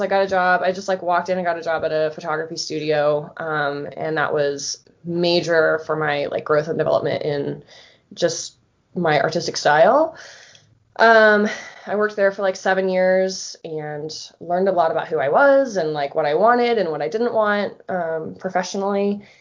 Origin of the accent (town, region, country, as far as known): Florida, United States; born or raised there; moved away as an adult; now in Colorado, United States